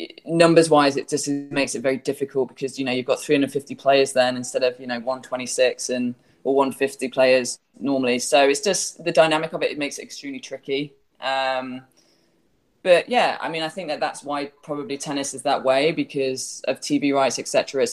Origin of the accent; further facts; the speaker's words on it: England, United Kingdom; now in Florida, United States; I do miss England a lot